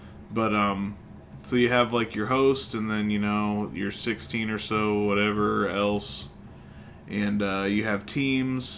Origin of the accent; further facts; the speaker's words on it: Illinois, United States; we're from Illinois